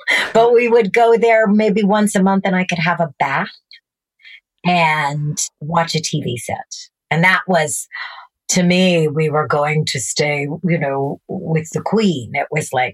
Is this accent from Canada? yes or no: yes; Red Pheasant Reservation, Saskatchewan, Canada; moved away; I grew up on Red Pheasant Reservation